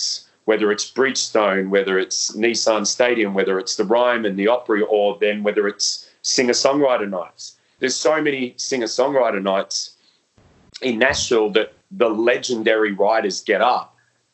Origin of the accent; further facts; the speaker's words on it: Melbourne, Victoria, Australia; growing up in Melbourne and in the scene